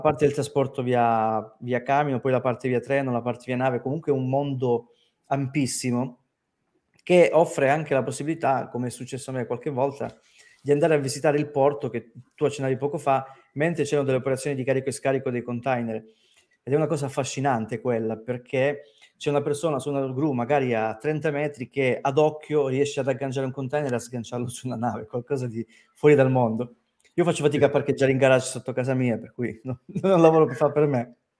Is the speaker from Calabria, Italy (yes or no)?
yes; Crotone, Calabria, Italy; moved away; also born or lived in Rome; una persona come me che veniva da Crotone